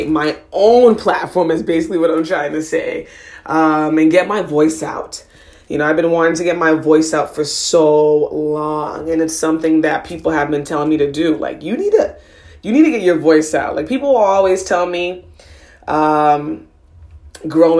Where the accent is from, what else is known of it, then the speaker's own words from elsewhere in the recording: Boston, Massachusetts, United States; I was born and raised in Boston, Massachusetts